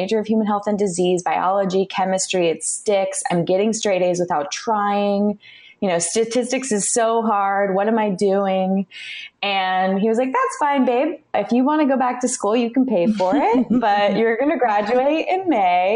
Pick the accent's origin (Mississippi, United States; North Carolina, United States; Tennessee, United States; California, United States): California, United States; I was born and raised in California